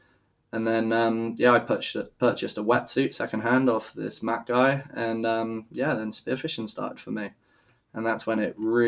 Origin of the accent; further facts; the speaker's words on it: Malmesbury, South West England, United Kingdom; born there; also born or lived in Germany; So I was born in the UK. And then shortly after I was born in Malmesbury, which is like a landlocked county of England. We moved to Germany because my dad's in the British Army.